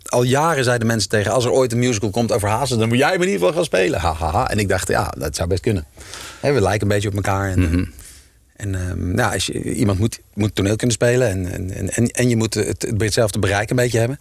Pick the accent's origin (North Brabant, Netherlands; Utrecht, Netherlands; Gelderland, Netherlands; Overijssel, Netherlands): Utrecht, Netherlands; Ik kom uit Utrecht